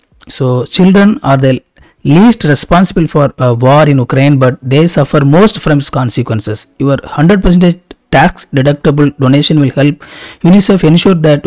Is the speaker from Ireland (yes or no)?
no; India; I am a very small YouTube creator and I am from India